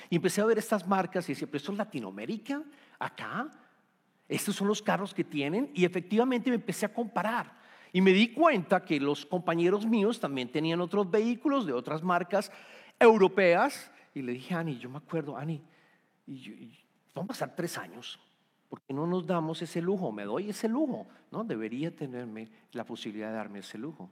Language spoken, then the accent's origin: Spanish; Colombia; moved away as an adult; also born or lived in Bogotá, Colombia; now in Houston, United States; somos colombianos. Vivíamos en Bogotá